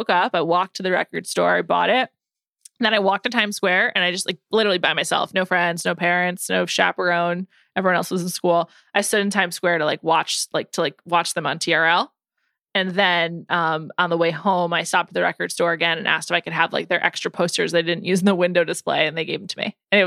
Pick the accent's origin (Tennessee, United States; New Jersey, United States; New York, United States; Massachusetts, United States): New York, United States; I'm from New York.